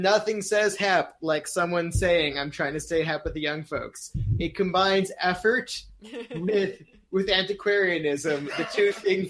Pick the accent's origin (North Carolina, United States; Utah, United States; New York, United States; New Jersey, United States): North Carolina, United States; Winston-Salem; I was born in Winston-Salem, North Carolina.